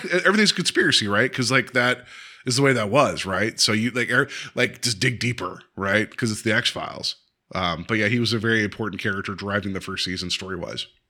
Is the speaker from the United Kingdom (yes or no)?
no; West Virginia, United States; I grew up in West Virginia